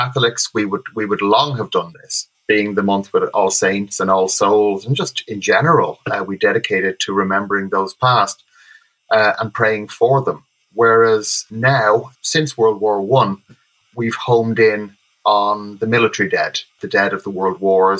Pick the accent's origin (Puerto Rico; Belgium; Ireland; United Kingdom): Ireland; I'm half English, as it happens. So technically, I'm Anglo-Irish. I'm half English